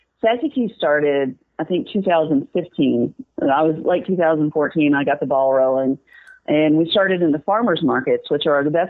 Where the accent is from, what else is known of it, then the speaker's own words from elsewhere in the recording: Memphis, Tennessee, United States; also born or lived in Destin, Florida / St. Petersburg, Florida; now in Tampa, United States; I am originally from Memphis, Tennessee, which I consider to be the home of barbecue.